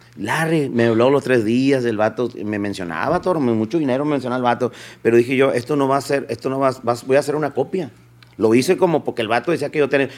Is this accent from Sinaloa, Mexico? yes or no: yes; Sinaloa, Mexico; also born or lived in Pueblos Unidos, Sinaloa; now in Los Angeles, United States; yo nací aquí en Los Ángeles, pero me llevaron los tres años a Culiacán pero no me llevaron a la ciudad. Nos fuimos al comedero Sinaloa, pegado a Cosalá